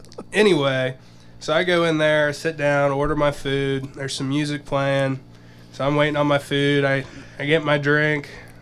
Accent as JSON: {"language": "English", "region": "Texas", "country": "United States", "said": "I'm from Texas. I work in construction."}